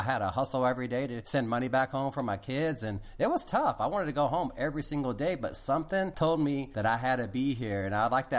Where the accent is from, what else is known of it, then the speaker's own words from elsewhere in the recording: Houston, Texas, United States; moved away as an adult; I'm from Houston